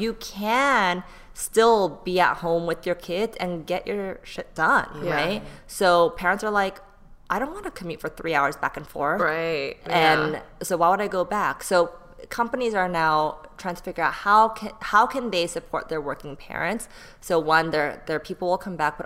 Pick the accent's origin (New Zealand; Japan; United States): United States; Bay Area, California; also born or lived in Texas / Seoul, South Korea; now in Los Angeles, United States; I grew up in the Bay Area